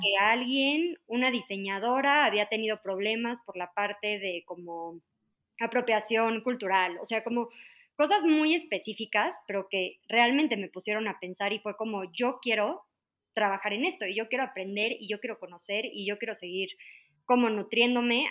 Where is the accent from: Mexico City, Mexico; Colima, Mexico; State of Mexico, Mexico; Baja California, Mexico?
Mexico City, Mexico; soy de la Ciudad de México, este, toda mi vida he vivido aquí